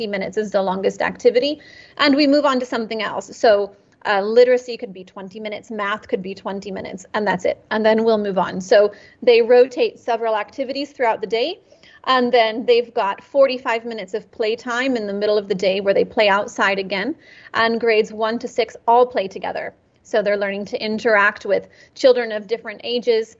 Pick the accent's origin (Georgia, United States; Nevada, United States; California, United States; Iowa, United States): California, United States; moved away; I'm from California